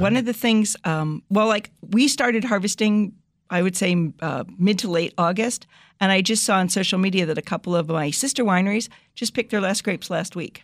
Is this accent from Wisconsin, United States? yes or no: no; New Jersey, United States; moved away as an adult; also born or lived in Connecticut / Syracuse, New York; now in El Dorado County, California, United States; I grew up in New Jersey